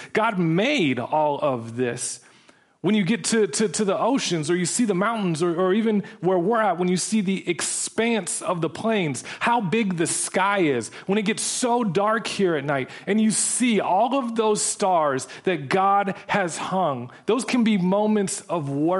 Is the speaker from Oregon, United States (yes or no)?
yes; Portland, Oregon, United States; moved away as an adult; So I grew up in Portland, Oregon. When I was 18, I went out and I went to college. I haven't lived back there full time since then.